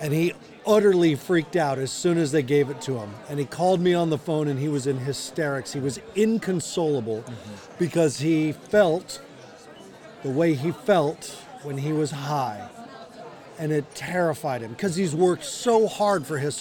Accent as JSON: {"language": "English", "region": "Colorado", "country": "United States", "said": "I'm from Colorado"}